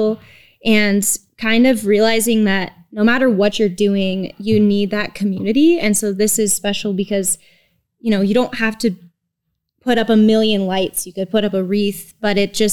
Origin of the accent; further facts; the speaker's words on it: Reno, Nevada, United States; I'm from Reno. I grew up here.